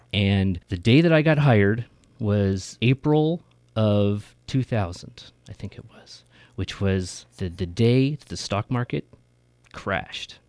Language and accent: English; Merced, California, United States; moved away as an adult; now in Sacramento, United States; I grew up in Merced